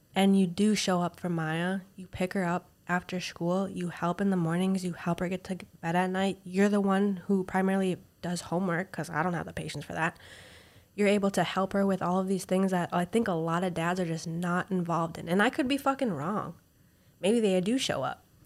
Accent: Minnesota, United States; moved away; I'm from Minnesota

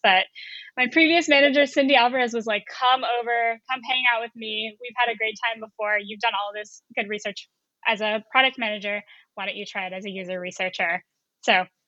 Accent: North Carolina, United States; moved away as an adult; also born or lived in San Francisco Bay Area, California; now in San Francisco, United States; I'm from North Carolina, so I didn't really have a great understanding of technology, and I didn't really until I came to the West Coast for college.

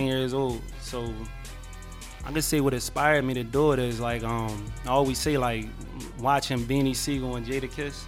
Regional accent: Philadelphia, Pennsylvania, United States; I'm from West Philly, West Side

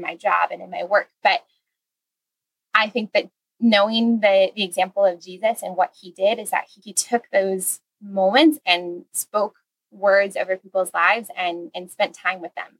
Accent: Indiana, United States; moved away as an adult; now in Masatepe, Nicaragua; I am from Indiana originally

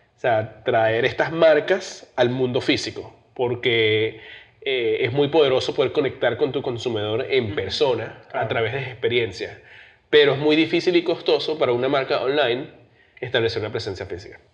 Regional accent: New Jersey, United States; also born or lived in Venezuela / New York; me crié en New Jersey

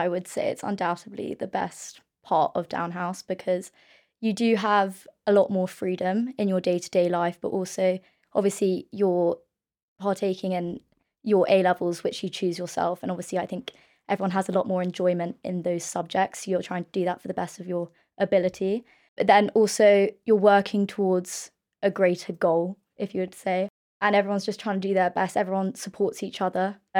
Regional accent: London, United Kingdom

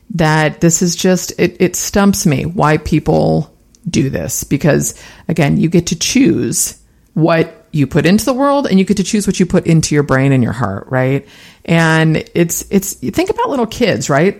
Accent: San Francisco, California, United States; born and raised in the Bay Area. I was actually born in San Francisco.

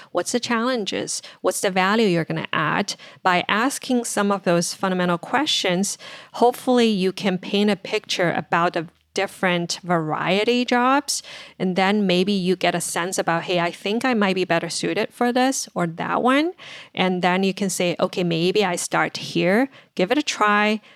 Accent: China; moved away as an adult; now in United States; I grew up in China, finished college there

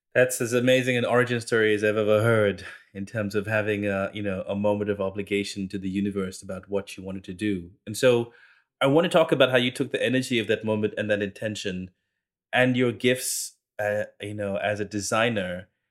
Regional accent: Sri Lanka; I grew up in Sri Lanka. I grew up, uh, literally five hundred yards from the Indian Ocean

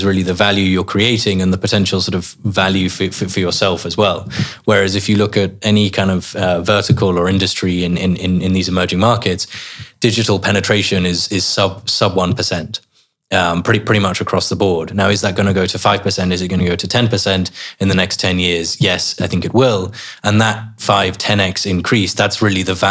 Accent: England, United Kingdom; you go abroad as English people, and we complain about how hot it is, and then we come back and we complain about how much it rains

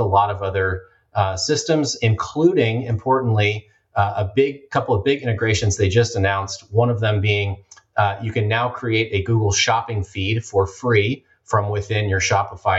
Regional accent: Portland, Oregon, United States; my hometown of Portland, Oregon

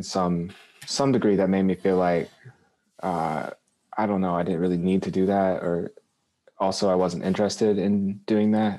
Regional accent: Lexington, Kentucky, United States; also born or lived in Boston, Massachusetts; now in Louisville, United States; I grew up in Lexington, which is down the road a bit, right in the middle.

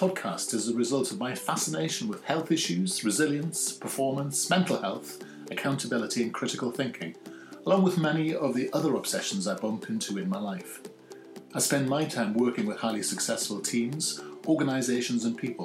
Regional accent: Newcastle upon Tyne, North East England, United Kingdom; accent: posh Geordie; I'm what they call a posh Geordie over here

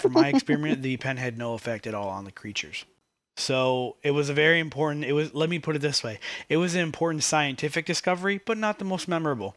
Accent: Michigan, United States; moved away; I was originally from Michigan

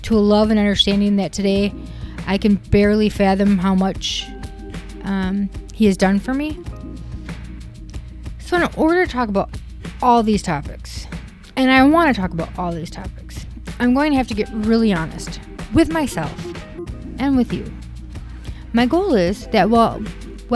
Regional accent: Wisconsin, United States; I was born in Wisconsin

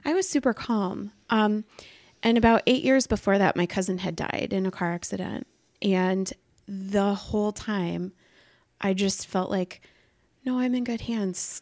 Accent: Iowa, United States; I grew up in Iowa

